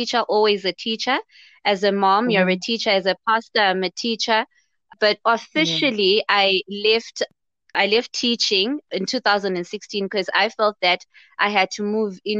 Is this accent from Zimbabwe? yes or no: yes; Zimbabwe; I'm also from Zimbabwe